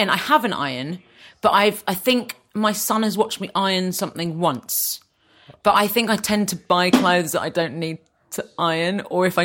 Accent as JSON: {"language": "English", "region": "London", "country": "United Kingdom", "tie": "born or raised there", "said": "I was born in Hammersmith."}